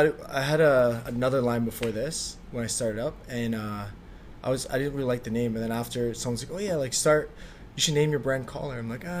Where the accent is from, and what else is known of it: Toronto, Ontario, Canada; born or raised there; first language Vietnamese; English is a second language; also born or lived in Slovakia / Markham